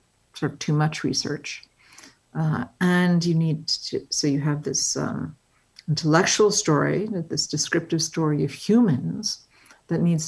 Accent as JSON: {"language": "English", "town": "Englewood", "region": "New Jersey", "country": "United States", "tie": "born or raised there", "said": "I grew up in Englewood, New Jersey."}